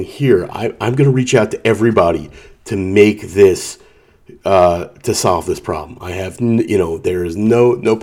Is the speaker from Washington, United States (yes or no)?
no; Atlantic City, New Jersey, United States; I grew up in Atlantic City